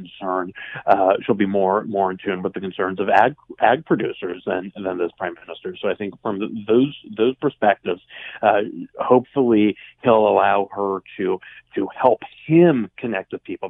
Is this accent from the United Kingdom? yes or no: no; Western Canada, Canada; in my hometown would still be quite hated, frankly, because of his treatment of our province.